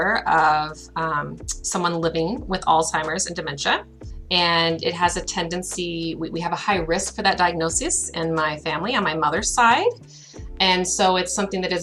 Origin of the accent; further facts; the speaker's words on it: United States; moved away as an adult; now in Canada; I'm from the United States